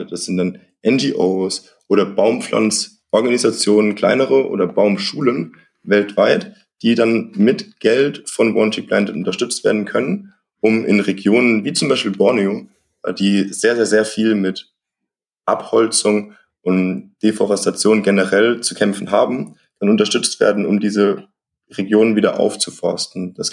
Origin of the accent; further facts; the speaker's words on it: Rhineland-Palatinate, Germany; Äh, das ist von uns schon nochmal so zehn Stunden entfernt. Also, wir kommen ja aus der Pfalz.